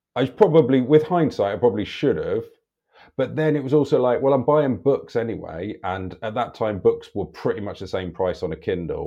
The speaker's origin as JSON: {"language": "English", "town": "Chipping Norton", "region": "South East England", "country": "United Kingdom", "tie": "born or raised there", "also_born_or_lived": "West Wickham, London", "said": "I was born in West Wickham in London, not West Wycombe, near Reading. Um, and we moved to the countryside, Chipping Norton, when I was like seven or eight"}